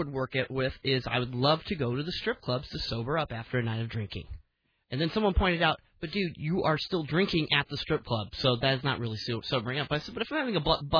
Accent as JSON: {"language": "English", "town": "Tucson", "region": "Arizona", "country": "United States", "tie": "born or raised there", "moved": "yes", "lives_now": "Portland, United States", "said": "my hometown of Tucson"}